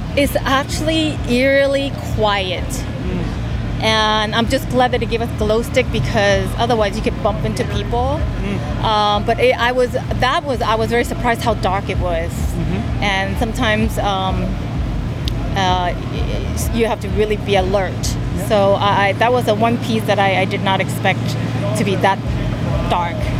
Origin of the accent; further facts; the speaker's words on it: Honolulu, Hawaii, United States; I'm from Honolulu, Hawaii.